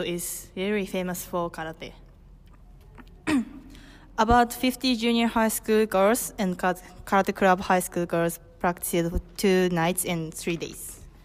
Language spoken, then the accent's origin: English; Hokkaido, Japan; English is a second language; I'm from Hokkaido, Japan